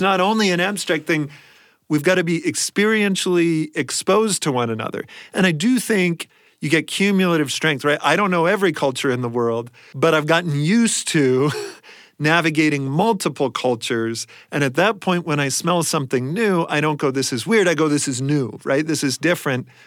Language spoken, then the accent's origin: English; Columbus, Ohio, United States; I grew up mostly in Columbus, Ohio